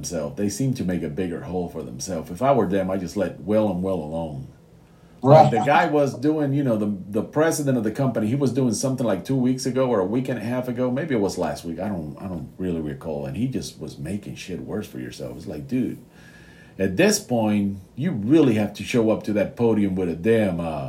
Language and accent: English; United States; I'm an American